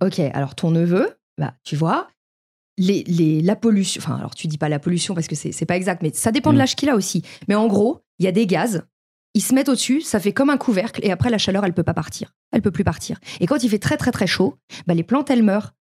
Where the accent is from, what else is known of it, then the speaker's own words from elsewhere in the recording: Paris, Île-de-France, France; moved away; j'ai vécu à Paris, j'ai grandi à Paris